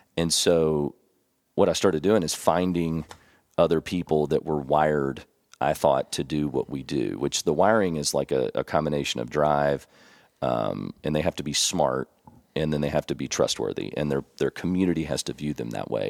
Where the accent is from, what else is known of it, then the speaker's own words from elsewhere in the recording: Elizabethtown, Kentucky, United States; moved away as an adult; also born or lived in San Antonio, Texas; now in Tennessee, United States; I grew up in Elizabethtown, Kentucky. We called it E-Town